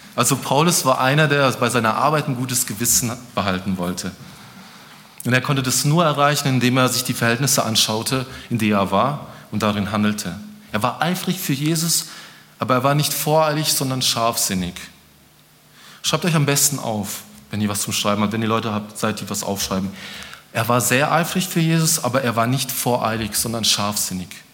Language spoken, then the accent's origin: German; Germany; ich bin auch Deutscher